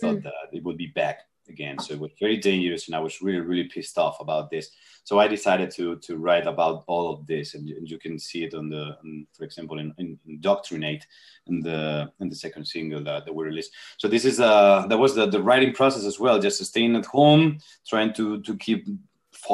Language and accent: English; Spain; English is a second language; here in Spain